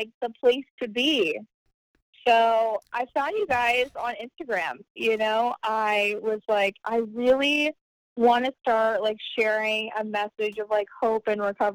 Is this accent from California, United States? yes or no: no; Carrollton, Texas, United States; moved away as an adult; now in Florida, United States; I'm from a suburb right outside of Dallas, Texas, called Carrollton